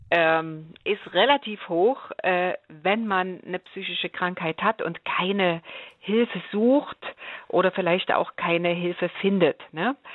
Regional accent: Germany; Ich bin in der DDR aufgewachsen und da hieß das mhm. Diplomlehrerin für Geschichte und Deutsch, genau.

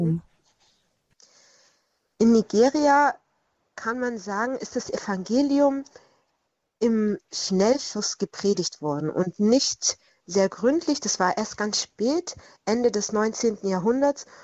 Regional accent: Swabia, Germany; in meiner Heimat im Schwabenland war sogar Kinderhexenverfolgung einer der Schwerpunkte der äh, damaligen äh, juristischen Handlungen

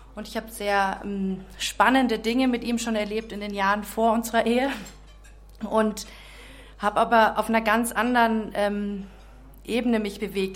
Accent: Czechia; also born or lived in Munich, Germany; now in Augsburg, Germany; Ich bin in München geboren, mhm. echte Münchnerin, bin aber dann in Tschechien aufgewachsen

